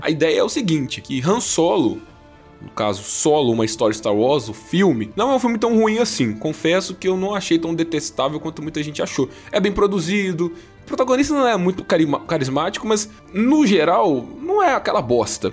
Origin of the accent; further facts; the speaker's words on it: Brazil; eu como um bom brasileiro